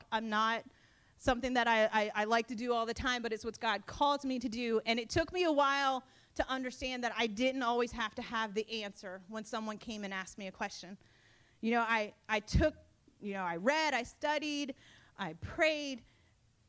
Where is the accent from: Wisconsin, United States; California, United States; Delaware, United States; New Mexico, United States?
Delaware, United States; Sussex County; I am a true Sussex County bumpkin. I grew up in Sussex County. I was born and raised between the beach and the farm